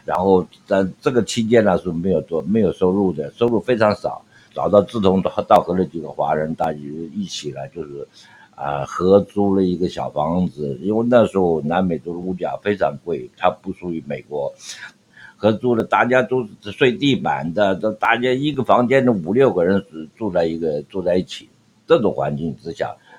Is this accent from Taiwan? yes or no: no; Shandong, China; 因为我本身是山东人，所以这个情况之下，就是我有这种那个拼搏精神